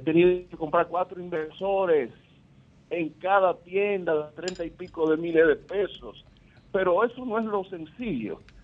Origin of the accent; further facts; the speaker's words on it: Santiago de los Caballeros, Santiago, Dominican Republic; moved away as an adult; now in Columbus, United States; yo me hice ciudadano norteamericano, te hablado de los Estados Unidos, específicamente Cortes allá de, Columbus, Ohio. Y yo soy comerciante de Santiago